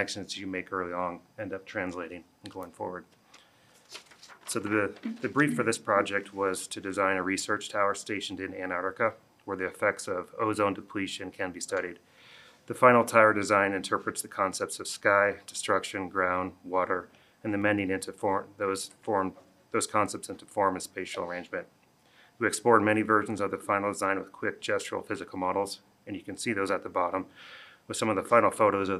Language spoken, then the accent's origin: English; Boulder, Colorado, United States; I'm a local architect. I grew up in Boulder